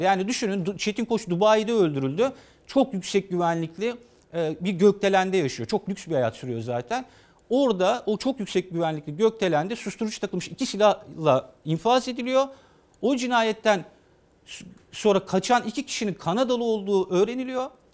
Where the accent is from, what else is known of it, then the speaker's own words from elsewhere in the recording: Demirköy, Kırklareli, Turkey; Demirköy'de doğdum Kırklareli'nde